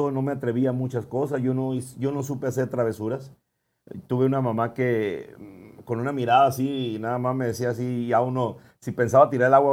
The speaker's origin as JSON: {"language": "Spanish", "town": "Ciudad Obregón", "region": "Sonora", "country": "Mexico", "tie": "born or raised there", "also_born_or_lived": "San Ignacio Río Muerto", "said": "nací aquí en el Seguro Social de aquí de Ciudad Obregón, Sonora."}